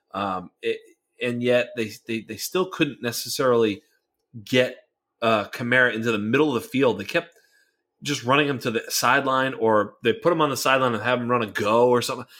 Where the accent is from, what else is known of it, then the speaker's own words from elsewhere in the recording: Boston, Massachusetts, United States; now in California, United States; I'm a Boston guy. I'm originally from Boston. Living in California